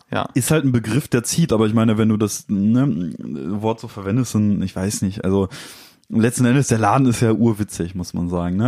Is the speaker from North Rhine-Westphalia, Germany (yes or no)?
yes; Dortmund, North Rhine-Westphalia, Germany; wir kommen halt aus Dortmund